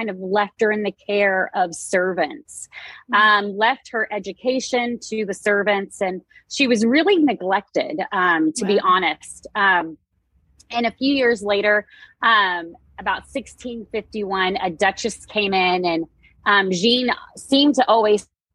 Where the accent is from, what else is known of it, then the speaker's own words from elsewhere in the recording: Texas, United States; I am from Texas, so my accent is a little thick at times